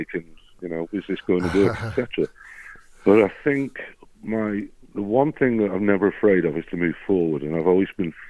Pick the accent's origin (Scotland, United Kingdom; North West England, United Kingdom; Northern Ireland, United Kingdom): North West England, United Kingdom; Bunbury; I grew up in Bunbury, born in Bunbury and grew up in Bunbury. I went to school at Tarpley